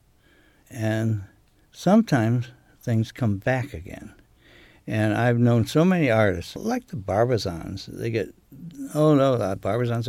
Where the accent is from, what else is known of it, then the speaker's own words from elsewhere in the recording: United States; now in Maine, United States; I was raised on Chesapeake Bay.